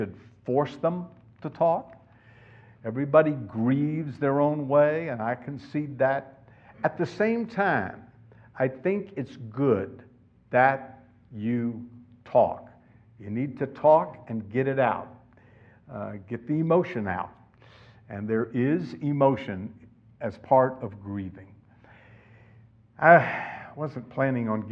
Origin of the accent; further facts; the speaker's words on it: Florida, United States; now in California, United States; I grew up in Florida and we used to go down to the beach